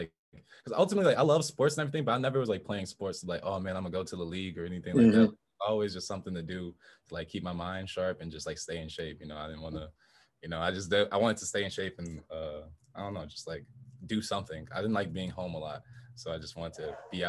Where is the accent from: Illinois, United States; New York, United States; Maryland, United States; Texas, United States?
Illinois, United States; Chicago; also born or lived in Plano, Illinois; I was born in Chicago as well. We moved out to Plano, Illinois, which is like a small town outside of Chicago, about an hour, I think, like west